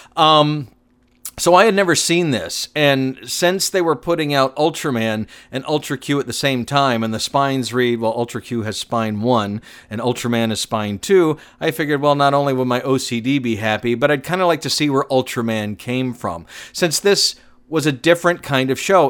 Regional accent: Atlanta, Georgia, United States; Growing up in Atlanta, I used to watch a lot of T B S

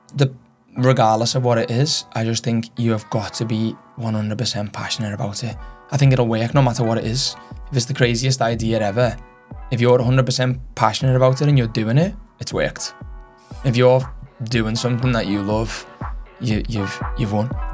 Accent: Liverpool, North West England, United Kingdom; moved away as an adult; now in Australia; being from Liverpool

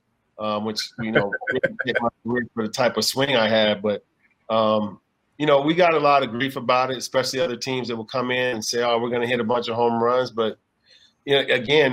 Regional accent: Inglewood, California, United States; also born or lived in Burbank; I was just born in Burbank, but I grew up in Inglewood.

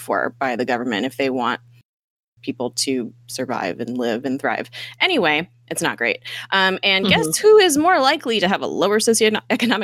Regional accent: United States; we're American here

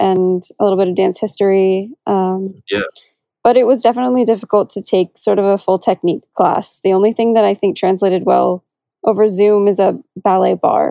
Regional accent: Seattle, Washington, United States; moved away as an adult; also born or lived in New Orleans; I'm from Seattle

